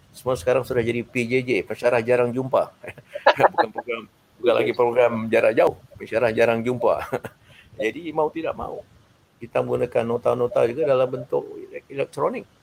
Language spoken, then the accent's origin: Malay; Malaysia; kita sebagai orang Malaysia